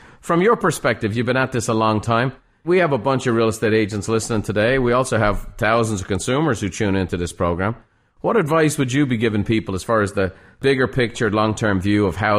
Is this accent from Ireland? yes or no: yes; Ireland; moved away; Growing up in Ireland, you know, I talk to home all the time. I was talking to Ireland this morning. My family's still back there.